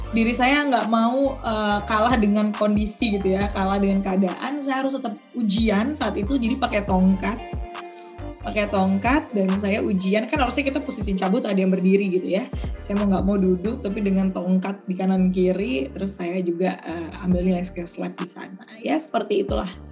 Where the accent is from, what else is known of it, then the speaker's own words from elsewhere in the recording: Pekanbaru, Riau, Indonesia; moved away as an adult; now in Jakarta, Indonesia; aku tuh asli dari Riau